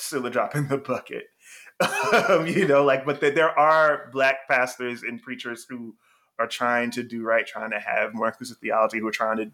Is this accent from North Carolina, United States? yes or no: yes; North Carolina, United States; I was born in North Carolina